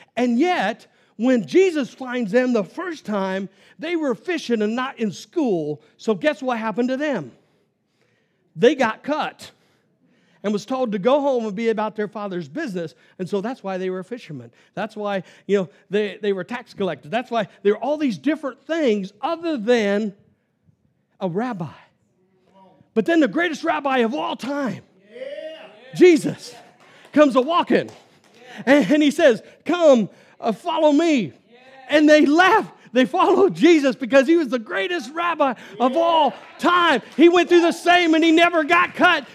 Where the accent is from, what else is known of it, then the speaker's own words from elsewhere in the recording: Kansas, United States; I'm from Kansas